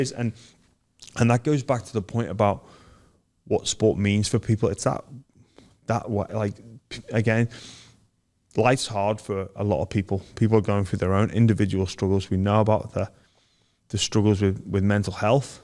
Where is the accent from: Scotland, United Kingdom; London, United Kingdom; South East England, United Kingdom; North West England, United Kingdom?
North West England, United Kingdom; Liverpool; moved away; I grew up in Liverpool